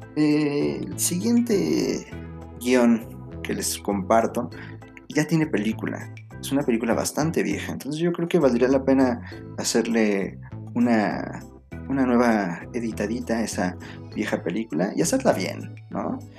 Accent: Mexico; la lengua no nos identifica como mexicanos

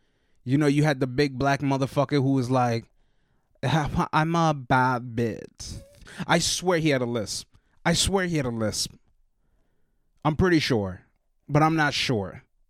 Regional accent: West Virginia, United States; I grew up in West Virginia.

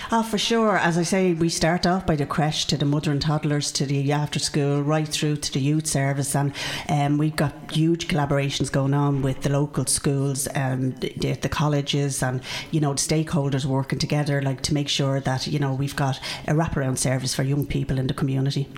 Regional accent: Dublin, Leinster, Ireland; I grew up in Canamooney Garden, so I'm from Ringsend

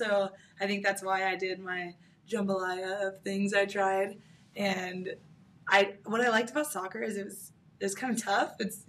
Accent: California, United States; now in San Diego, United States; Okay, so I'm from Orange County. I came to San Diego from my college experience. So I went to UCSD, and I've been here ever since.

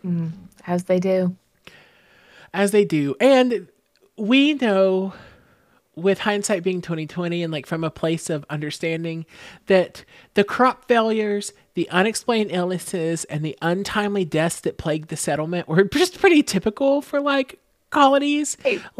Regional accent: Texas, United States; And we're from the South, so we probably will have never heard of it because, especially growing up in Texas, you only hear about things in Texas, nowhere else

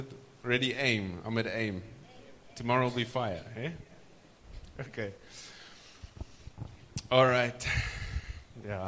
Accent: South Africa; South Africa, we say Ish

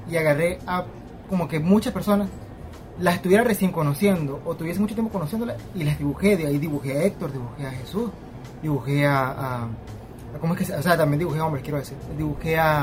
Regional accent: Venezuela; moved away; Me fui de Venezuela

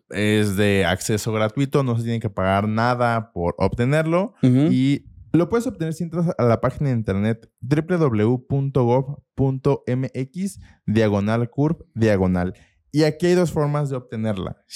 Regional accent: Mexico City, Mexico; Nací en el Distrito Federal.

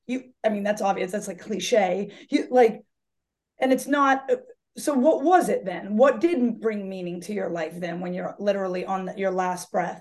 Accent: Marshfield, Massachusetts, United States; I was born in Marshfield, Massachusetts, and uh, I, I, still have the same friends from when I was a child

